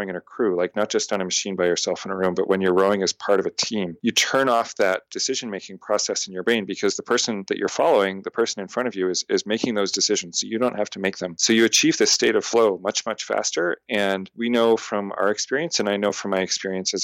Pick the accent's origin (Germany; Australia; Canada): Canada; moved away as an adult; also born or lived in Montreal; now in United States; I'm a Canadian living in America